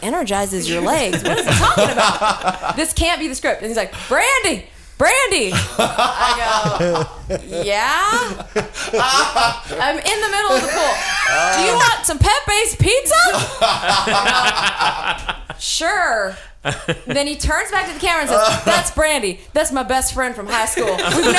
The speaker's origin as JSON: {"language": "English", "region": "Texas", "country": "United States", "said": "I'm from Texas."}